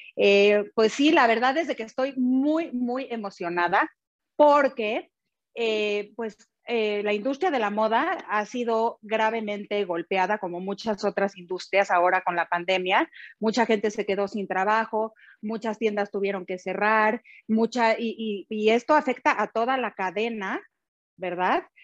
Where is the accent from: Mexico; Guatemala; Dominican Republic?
Mexico; valores que nos caracterizan como mexicanos